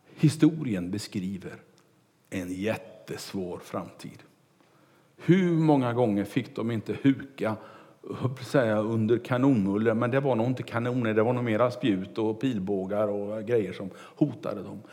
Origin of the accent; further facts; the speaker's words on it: Kungälv, Västra Götaland, Sweden; när jag var kanske fem sex år och cyklade omkring hemma i Kungälv